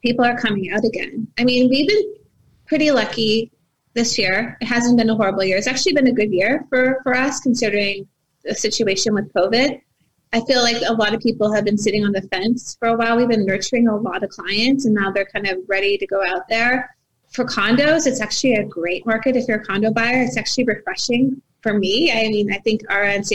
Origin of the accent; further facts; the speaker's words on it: Mississauga, Ontario, Canada; I grew up in Mississauga